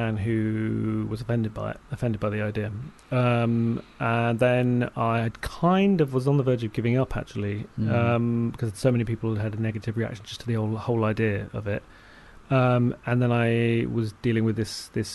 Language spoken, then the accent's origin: English; London, United Kingdom; me growing up in South London